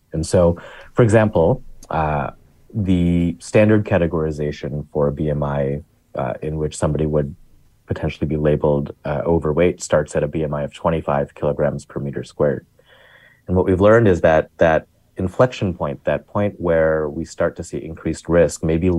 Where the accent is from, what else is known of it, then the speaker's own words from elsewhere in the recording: Chicago, Illinois, United States; I grew up in the South Asian community of Chicago.